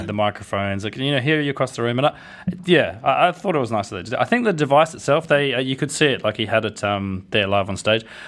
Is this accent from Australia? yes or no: yes; Australia; I'm from Australia